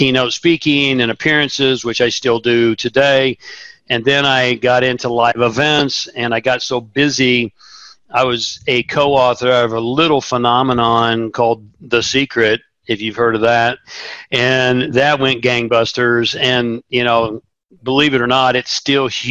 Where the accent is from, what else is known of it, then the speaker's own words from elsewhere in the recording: Tulsa, Oklahoma, United States; I grew up in Tulsa, Oklahoma